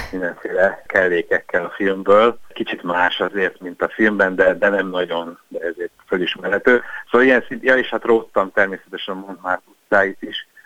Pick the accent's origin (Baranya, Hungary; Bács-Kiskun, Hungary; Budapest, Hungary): Budapest, Hungary; mint budapestiként